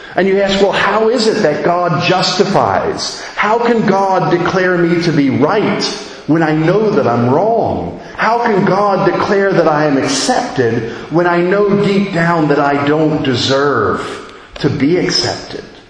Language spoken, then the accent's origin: English; United States; moved away as an adult; as an American